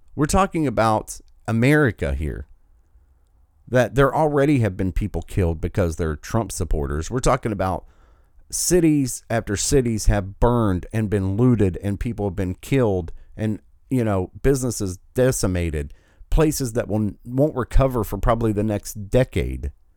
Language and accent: English; United States; I've been privileged enough to be born in this country